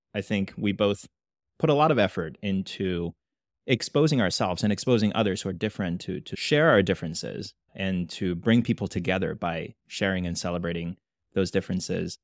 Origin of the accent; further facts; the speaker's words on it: China; now in United States; growing up in China, I was never a minority